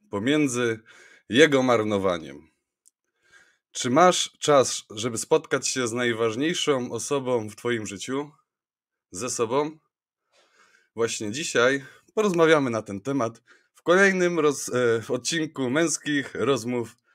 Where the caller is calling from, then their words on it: Pszczyna, Silesian Voivodeship, Poland; also born or lived in London; ze mną jest Marcin Fiedorowicz, Marcin nadaje z Londynu, ja z Pszczyny